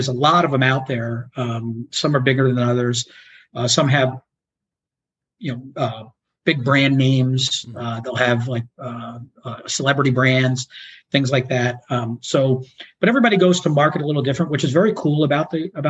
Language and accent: English; New York, United States; also born or lived in Chicago; now in Florida, United States; I grew up in New York, so I'm more of a New York style pizza guy